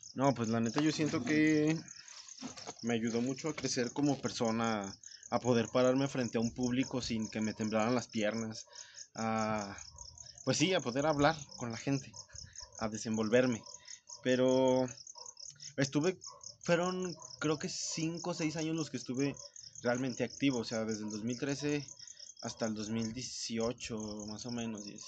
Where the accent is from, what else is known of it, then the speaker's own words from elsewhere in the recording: Zacatecas, Mexico; Soy de Zacatecas y soy tortillero